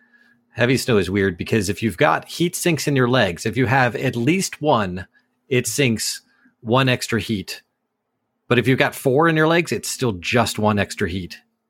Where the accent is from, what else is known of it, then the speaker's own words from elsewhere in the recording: North Carolina, United States; I'm from North Carolina.